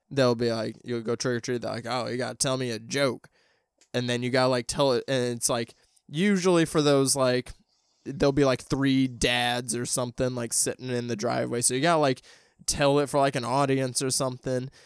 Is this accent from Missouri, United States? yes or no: yes; St. Louis, Missouri, United States; my hometown. So there's a thing in Saint Louis